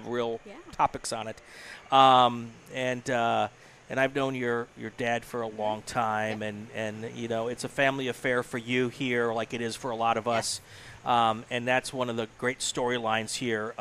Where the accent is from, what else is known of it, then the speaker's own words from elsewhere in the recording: Elkhorn, Wisconsin, United States; I grew up in Elkhorn